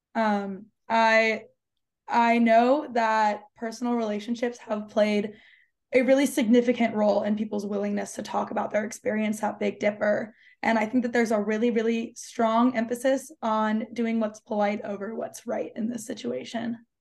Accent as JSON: {"language": "English", "region": "Oregon", "country": "United States", "moved": "yes", "said": "I'm from Oregon, um, in my home county, minimum wage was $14 an hour"}